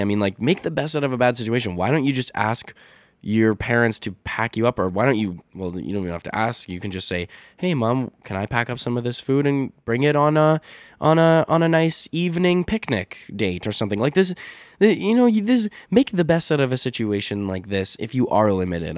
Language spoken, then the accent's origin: English; Canada; accent: North American, Canadian, Midwest; my accent, like m, uh, my North American, Canadian, uh, Midwest sort of accent is so flat.